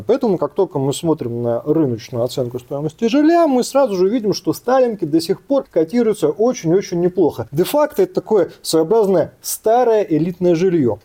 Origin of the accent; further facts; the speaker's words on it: Saint Petersburg, Russia; мы петербуржцы